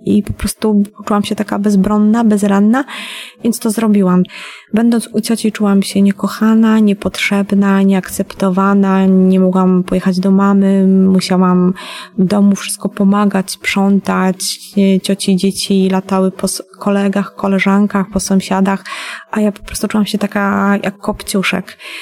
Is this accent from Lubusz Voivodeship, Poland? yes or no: no; Bieszczady, Subcarpathian Voivodeship, Poland; Pochodzę ogólnie z Podkarpacia, z Bieszczad. E, wychowywałam się w rodzinie patologicznej.